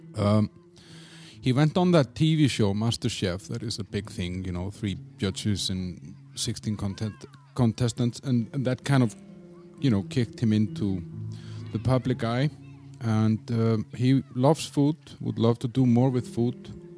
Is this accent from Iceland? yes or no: yes; Iceland; moved away as an adult; now in Czech Republic; I'm from Iceland